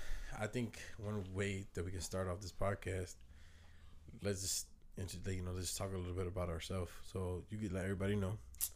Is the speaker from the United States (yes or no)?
no; Dominican Republic; I'm Dominican, so we all in the Caribbean. We family.